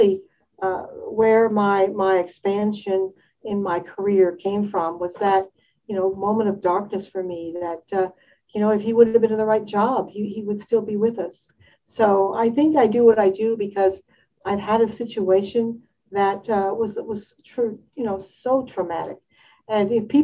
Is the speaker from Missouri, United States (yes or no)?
no; Detroit, Michigan, United States; I'm from the Detroit area